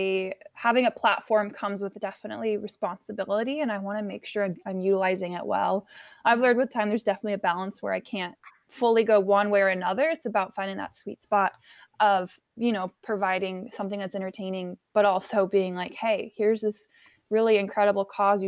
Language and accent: English; France; born there; I mean, like I mentioned earlier, I was born in France, and so my parents always kind of infused this desire